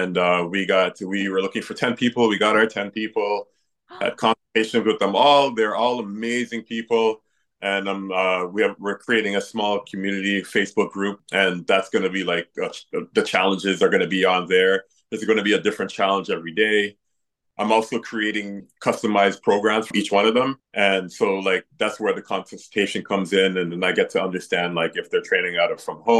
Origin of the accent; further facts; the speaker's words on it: Toronto, Ontario, Canada; moved away as an adult; now in British Columbia, Canada; I'm from originally from Toronto, so coming out to the West Coast and just building my brand here